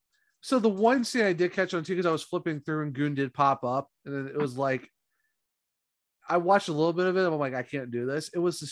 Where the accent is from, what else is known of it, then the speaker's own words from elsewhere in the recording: Ohio, United States; No, I'm from Ohio.